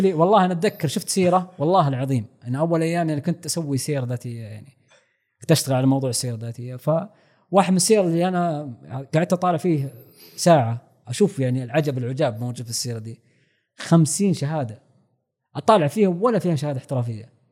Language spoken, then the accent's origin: Arabic; Saudi Arabia; عندنا في السعوديه